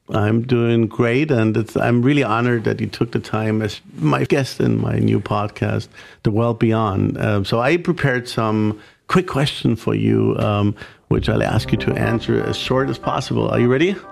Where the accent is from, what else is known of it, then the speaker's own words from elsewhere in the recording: Germany; being German